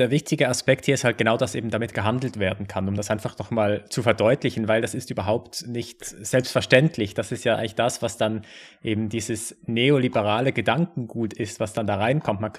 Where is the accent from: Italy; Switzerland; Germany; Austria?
Switzerland; bei uns in der Schweiz